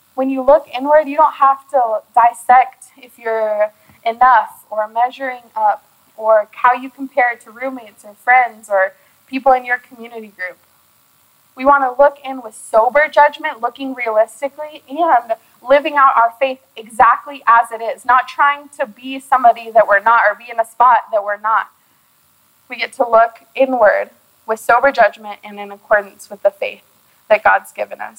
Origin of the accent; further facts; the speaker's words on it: Austin, Texas, United States; I already have my church home that I had in my hometown in Austin